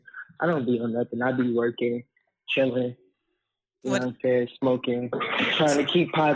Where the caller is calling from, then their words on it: Indianapolis, Indiana, United States; I'm calling from Indianapolis.